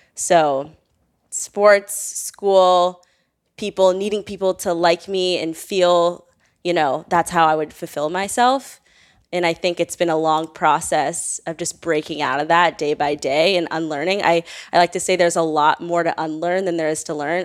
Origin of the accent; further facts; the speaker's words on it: Northern Virginia, United States; I grew up in Northern Virginia